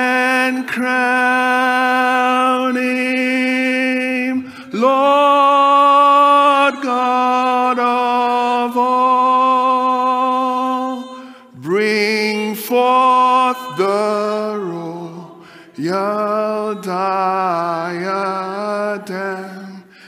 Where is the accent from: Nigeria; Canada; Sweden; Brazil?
Nigeria; now in United Kingdom; I come from Nigeria originally. Been in the UK just over 18 years.